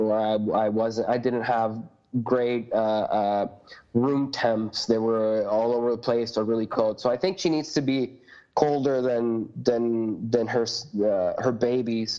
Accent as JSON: {"language": "English", "country": "Puerto Rico", "tie": "born or raised there", "moved": "yes", "said": "I grew up in Puerto Rico"}